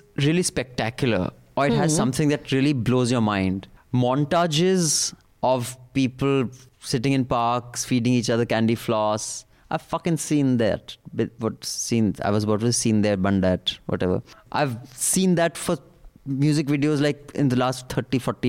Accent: Dehradun, Uttarakhand, India; my hometown of Dehradun

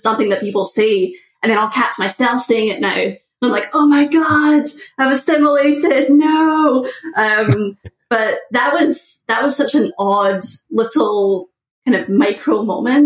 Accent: just outside of Glasgow, west coast of Scotland, United Kingdom; moved away as an adult; now in United States; I was born just outside of Glasgow, which is the largest city in Scotland, which is not really saying very much for sizes of cities. But I grew up there

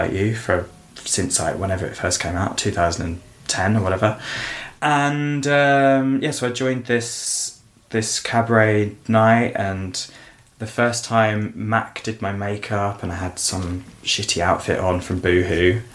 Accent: Suffolk, East of England, United Kingdom; also born or lived in Essex; I was born in Essex but grew up in the countryside of Suffolk

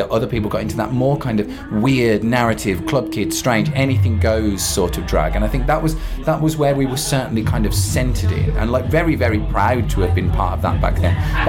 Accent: Birmingham, West Midlands, United Kingdom; I'm a Brummie.

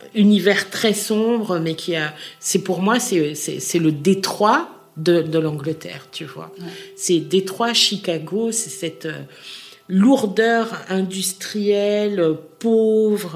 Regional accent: Schaerbeek, Brussels-Capital Region, Belgium; now in Forest, Belgium; je suis né à Skarvik

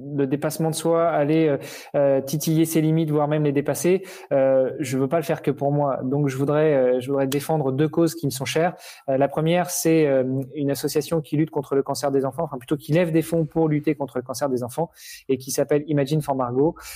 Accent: Normandy, France; je suis normand

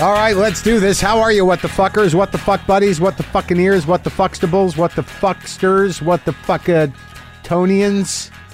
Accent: Albuquerque, New Mexico, United States; moved away; in Albuquerque, in my hometown, literally three or four blocks from where I grew up

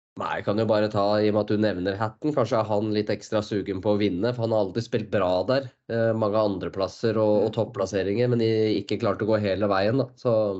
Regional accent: Norway; som nordmann

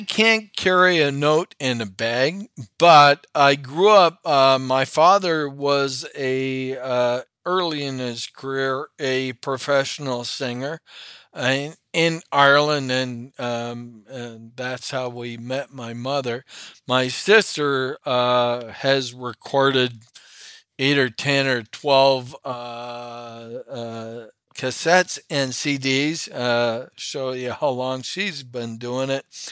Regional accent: Toronto, Ontario, Canada; also born or lived in Parry Sound, Ontario; grew up in Toronto, but every weekend we had a cottage hundred and sixty miles north on Georgian Bay

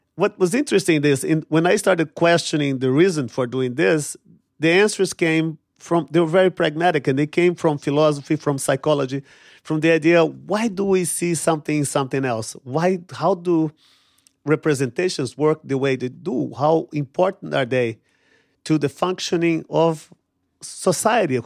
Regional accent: São Paulo, Brazil; moved away; I grew up poor in Brazil, in São Paulo, in a favela on the outskirts of São Paulo

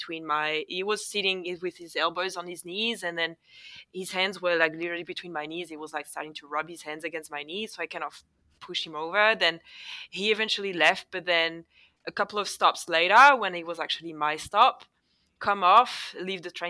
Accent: Paris suburbs, Île-de-France, France; accent: French; first language French; English is a second language; moved away as an adult; now in Melbourne, Australia; I didn't grow up in Paris itself. I grew up in the suburbs.

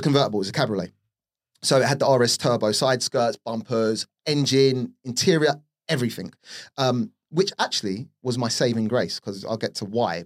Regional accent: London, United Kingdom; grew up in Northwest London, or the outskirts of Northwest London, Harrow, uh, to be precise, Rainers Lane.

